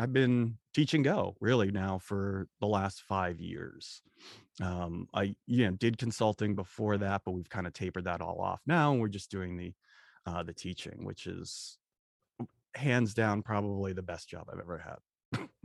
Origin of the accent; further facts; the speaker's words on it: Boston, Massachusetts, United States; growing up in Boston